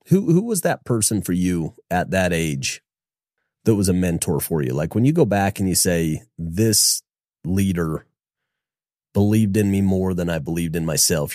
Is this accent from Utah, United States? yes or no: yes; Logan, Utah, United States; I was from Logan